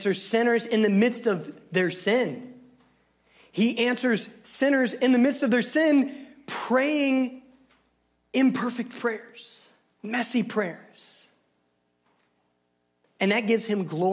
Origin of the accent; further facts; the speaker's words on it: Southern Illinois, United States; I'm from Southern Illinois. We're not so good with English.